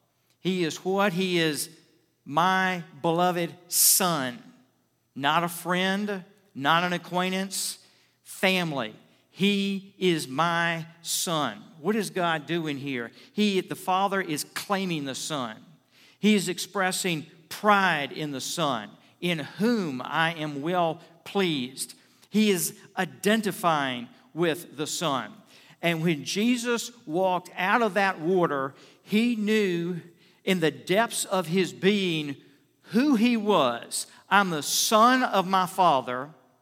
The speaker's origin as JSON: {"language": "English", "town": "Richmond", "country": "United States", "tie": "born or raised there", "said": "I was out visiting with my pastor I grew up under in Richmond"}